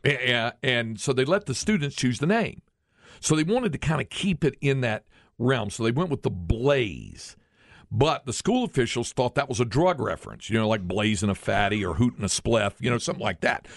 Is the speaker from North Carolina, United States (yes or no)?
yes; Greensboro, North Carolina, United States; now in Austin, United States; where I grew up in North Carolina